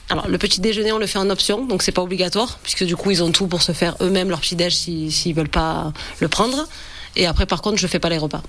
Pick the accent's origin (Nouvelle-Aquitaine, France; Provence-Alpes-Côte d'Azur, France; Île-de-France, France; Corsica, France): Provence-Alpes-Côte d'Azur, France; near Lauris, Vaucluse; On est d'ici, on est tous les deux de la région. Moi du village à côté de Loris